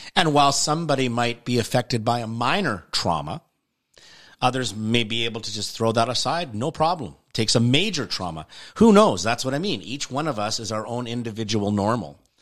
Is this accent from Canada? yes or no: yes; Canada; I'm Canadian